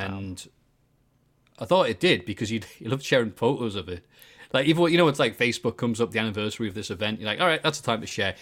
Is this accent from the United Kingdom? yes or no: yes; Bishop Auckland, North East England, United Kingdom; I am definitely from Bishop Auckland